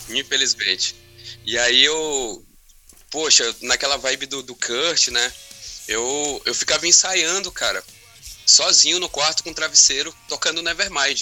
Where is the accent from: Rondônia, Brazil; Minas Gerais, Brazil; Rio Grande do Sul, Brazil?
Rondônia, Brazil; Porto Velho; moved away as an adult; also born or lived in Curitiba, Paraná; Porto Velho é a minha cidade natal mesmo, onde uhum. eu fui uhum. nascido e criado